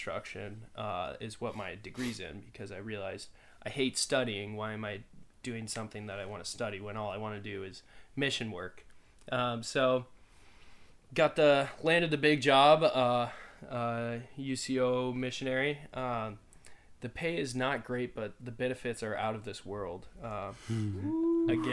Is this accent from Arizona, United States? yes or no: yes; Phoenix, Arizona, United States; moved away; I'm originally from Phoenix, Arizona